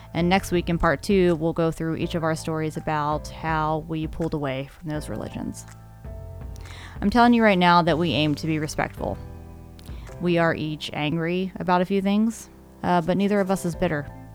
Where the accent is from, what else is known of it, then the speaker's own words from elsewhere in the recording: Maryland, United States; moved away; also born or lived in Utah; I grew up in Maryland